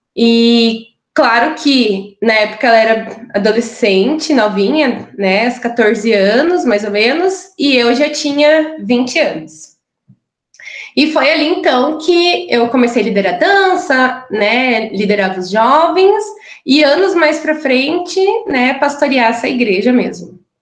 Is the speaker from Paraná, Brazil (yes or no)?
yes; interior of Paraná, Brazil; moved away as an adult; now in Curitiba, Brazil; nasci no interior do Paraná, né? E, mas já estou aqui em Curitiba já faz quase 13 anos